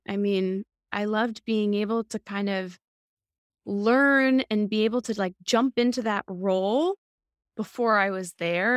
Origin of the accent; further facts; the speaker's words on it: Massachusetts, United States; now in New York City, United States; I am a New York City living actor and voiceover artist. I'm originally from Massachusetts.